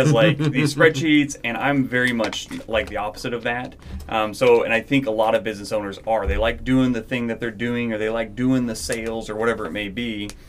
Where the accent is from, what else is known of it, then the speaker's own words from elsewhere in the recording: Arkansas, United States; moved away; Well, I remember when I moved up here, I came from Arkansas, which is very, very humid all the time.